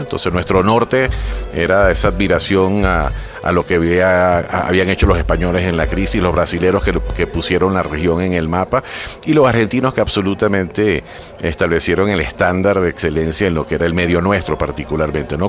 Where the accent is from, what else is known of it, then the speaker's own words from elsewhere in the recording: Venezuela; moved away as an adult; now in Mexico; sí soy venezolano